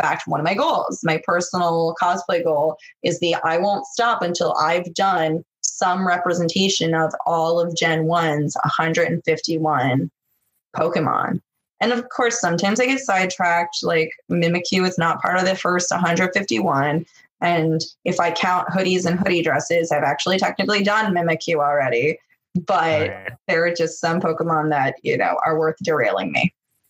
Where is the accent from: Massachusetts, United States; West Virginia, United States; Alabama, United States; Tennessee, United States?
Massachusetts, United States; Boston; I'm from Boston